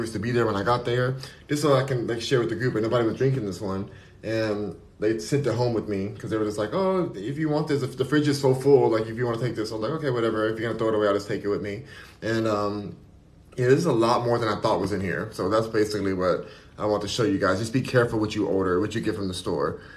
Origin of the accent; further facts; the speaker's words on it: Los Angeles, California, United States; I'm born and raised in California, in LA. I'm born and raised in LA, so I'm gonna always love it